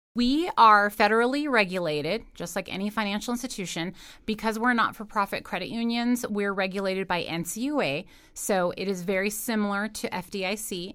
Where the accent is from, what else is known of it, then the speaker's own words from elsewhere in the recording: Carson City, Nevada, United States; I grew up in Carson City, so, uh, know a lot of folks around town